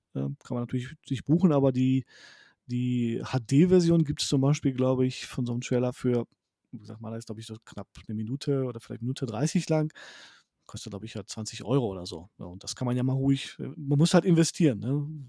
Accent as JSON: {"language": "German", "country": "Poland", "moved": "yes", "said": "ich komme zwar aus Polen"}